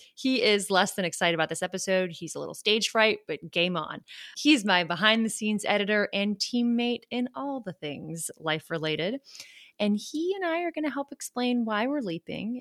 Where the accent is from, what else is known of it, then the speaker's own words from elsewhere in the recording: Charleston, South Carolina, United States; moved away as an adult; also born or lived in Georgia / Washington, District of Columbia, United States; I grew up in Charleston, South Carolina